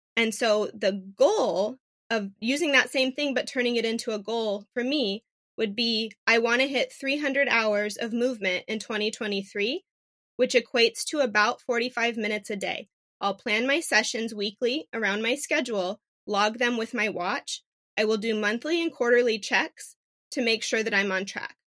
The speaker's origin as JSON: {"language": "English", "town": "Phoenix", "region": "Arizona", "country": "United States", "tie": "born or raised there", "said": "I am a native Phoenician, born and raised in Phoenix."}